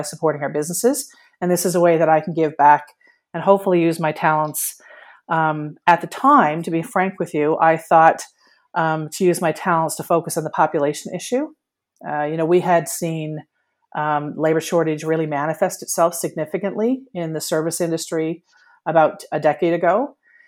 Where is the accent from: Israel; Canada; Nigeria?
Canada; Newfoundland and Labrador; me, who was born and bred in Newfoundland and Labrador